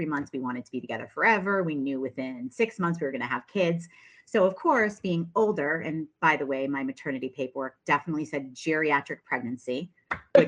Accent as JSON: {"language": "English", "region": "New Hampshire", "country": "United States", "also_born_or_lived": "San Diego, California", "moved": "as an adult", "lives_now": "Arizona, United States", "said": "I am originally from New Hampshire. I left New Hampshire in 2010 and moved to San Diego, California"}